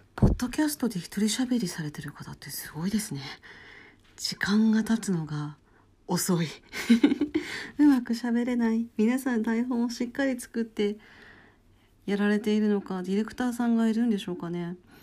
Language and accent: Japanese; Hokkaido, Japan; 私北海道出身なので